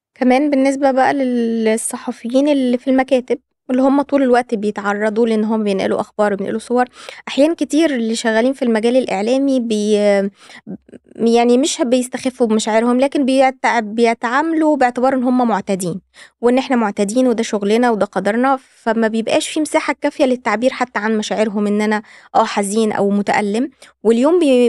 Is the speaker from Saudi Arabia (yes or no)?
no; Egypt; عندنا في مصر